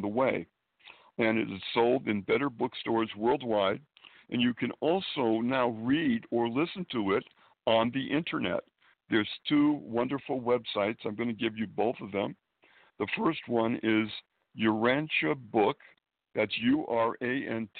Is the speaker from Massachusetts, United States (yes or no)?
yes; Springfield, Massachusetts, United States; moved away as an adult; also born or lived in Boston, Massachusetts / Manhattan, New York; now in New York City, United States; I was now live in Manhattan and have been here for many years, but I was born and raised in New England, Springfield, Massachusetts